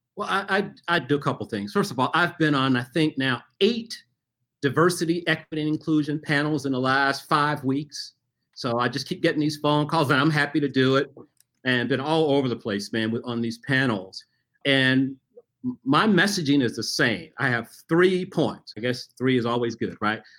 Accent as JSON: {"language": "English", "town": "Memphis", "region": "Tennessee", "country": "United States", "tie": "born or raised there", "said": "I grew up in Memphis, Tennessee"}